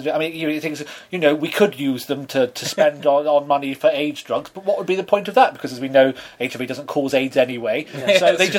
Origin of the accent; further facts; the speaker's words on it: London, United Kingdom; my hometown of Whitechapel